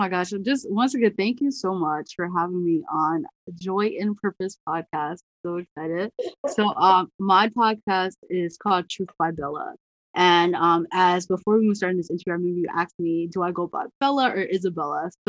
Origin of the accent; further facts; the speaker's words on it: Ghana; being the Ghanaian, like sometimes I hear different last name pronunciations.